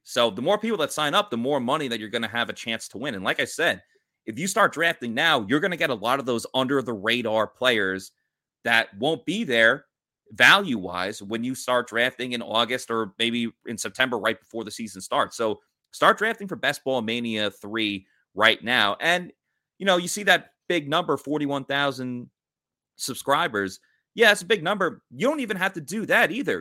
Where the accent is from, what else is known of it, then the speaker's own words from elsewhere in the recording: New York, United States; I grew up in New York